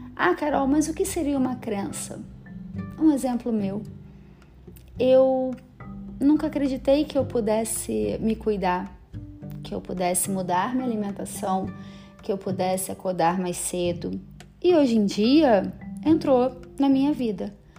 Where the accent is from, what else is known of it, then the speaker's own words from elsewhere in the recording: Rio de Janeiro, Brazil; moved away as an adult; now in São Paulo, Brazil; Sou carioca, amo minha cidade